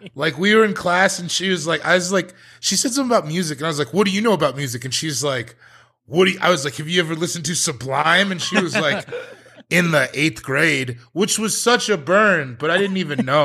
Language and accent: English; Colorado, United States; I'm from Colorado